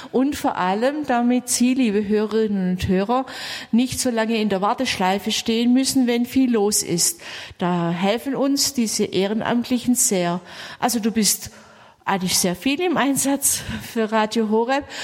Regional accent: Swabia, Germany; ich bin eine Schwäbin

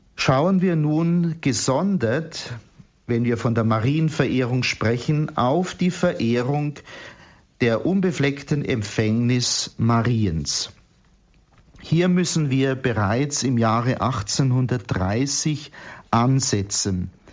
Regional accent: Bavaria, Germany; bei uns in Bayern

